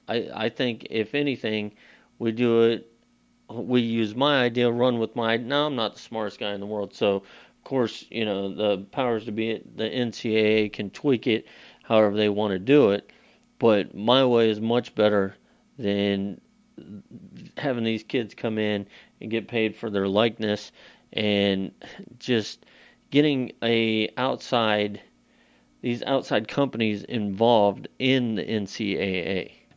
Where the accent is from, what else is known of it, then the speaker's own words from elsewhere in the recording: Florida, United States; We're from Florida. We're used to the heat